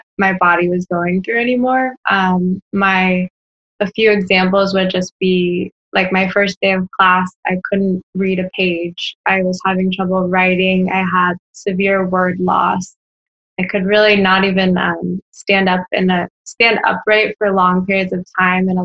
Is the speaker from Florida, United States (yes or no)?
yes; Orlando, Florida, United States; also born or lived in Washington, D.C.; I'm from Orlando, Florida. Born and raised.